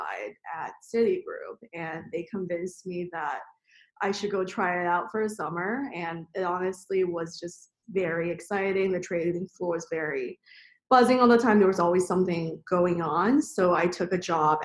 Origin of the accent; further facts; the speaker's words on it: suburbs in Maryland, United States; also born or lived in China; I grew up in China, moved to the U.S. in elementary school where I was then in the suburbs in Maryland